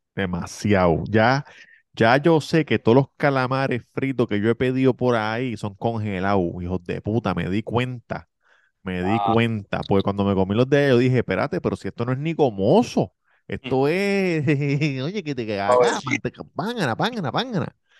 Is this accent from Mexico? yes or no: no; Levittown, Puerto Rico; Levitown, yo soy de Levitown